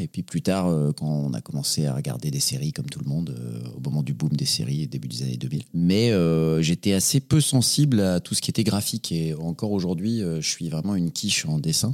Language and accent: French; Paris, Île-de-France, France; also born or lived in Les Lilas; j'ai grandi à Paris, dans le 18e arrondissement